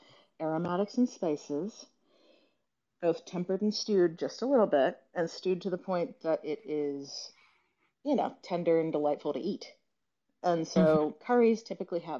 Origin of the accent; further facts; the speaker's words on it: Gastonia, North Carolina, United States; also born or lived in Boston, Massachusetts; now in Lexington, Kentucky, United States; I grew up in Gastonia, North Carolina